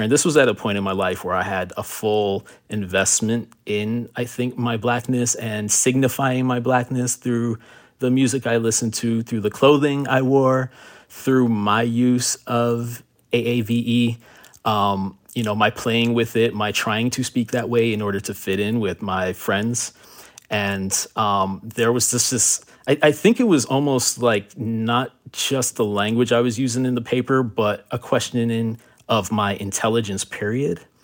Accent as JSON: {"language": "English", "town": "Miami", "region": "Florida", "country": "United States", "tie": "born or raised there", "also_born_or_lived": "Miramar, Florida", "said": "My family moved from Miami in nineteen ninety-two after Hurricane Andrew. We moved to Broward County to a city called Miramar"}